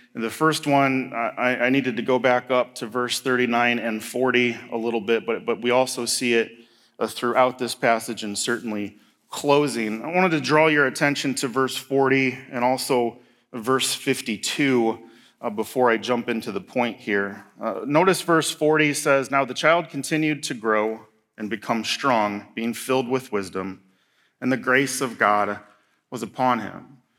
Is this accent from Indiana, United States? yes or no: yes; Northeast Indiana, United States; now in Marquette, United States; we're from Northeast Indiana